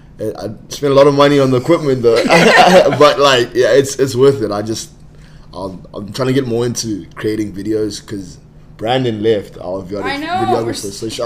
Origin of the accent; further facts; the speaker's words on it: South Africa; moved away as an adult; now in Spokane, United States; I'm from South Africa.